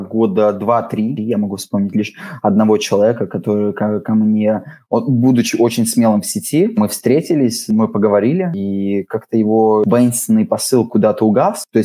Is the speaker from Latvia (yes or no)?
yes; Riga, Latvia; Но я абсолютно рос в этой среде. Во-первых, я из Балдырая, да, то есть давайте так, в Балдырае вы редко встретите людей, которые говорят по-латышски, даже те латыши, которые там есть, в основном говорили по-русски.